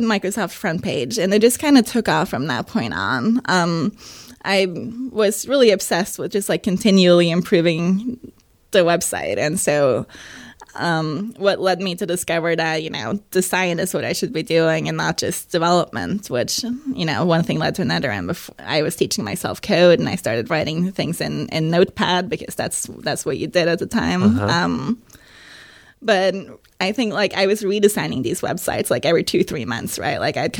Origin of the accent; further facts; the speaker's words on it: Oslo, Norway; moved away as an adult; also born or lived in San Francisco, United States; now in London, United Kingdom; I'm from Oslo, Norway.